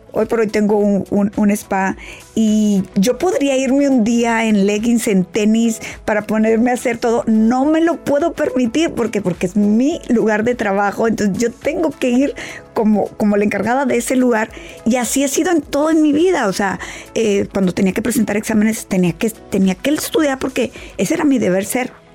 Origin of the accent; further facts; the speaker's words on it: Mexico; yo que soy de México